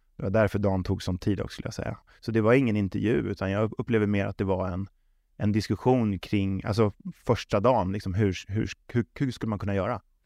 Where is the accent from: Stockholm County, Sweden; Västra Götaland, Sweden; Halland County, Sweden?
Stockholm County, Sweden; Stockholm; moved away as an adult; also born or lived in Småland / Västervik / Trelleborg / Malmö; jag är uppväxt på tunnelbanan